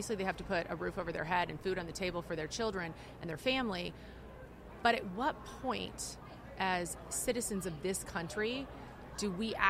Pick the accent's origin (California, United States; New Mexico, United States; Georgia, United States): California, United States; I say that as a Californian.